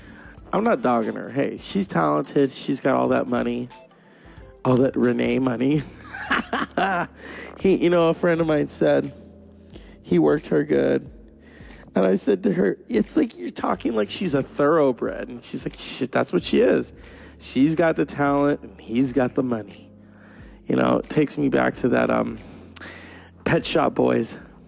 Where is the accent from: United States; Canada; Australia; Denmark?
Canada; There were nights when my floor was so cold that you could make cake on it, because I'm French Canadian and I wanted to eat off my floor forever.